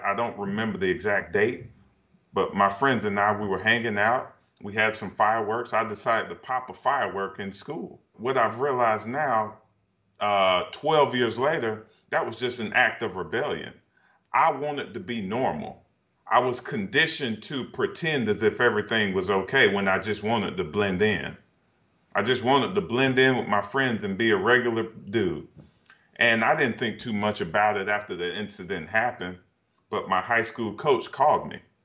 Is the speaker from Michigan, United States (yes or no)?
no; Duncan, South Carolina, United States; moved away as an adult; now in Portland, United States; Where I'm from, Duncan, it's a very small town.